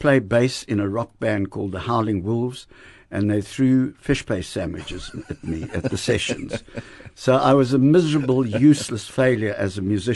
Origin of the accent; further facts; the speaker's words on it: Bloemfontein, Free State, South Africa; moved away; also born or lived in Potchefstroom / Johannesburg; I was born in Potchefstroom and being brought up in Bloemfontein and attending Grey College